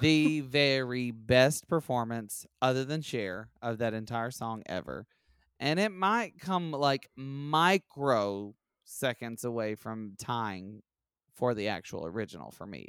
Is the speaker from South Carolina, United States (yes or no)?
no; Alabama, United States; I'm from Alabama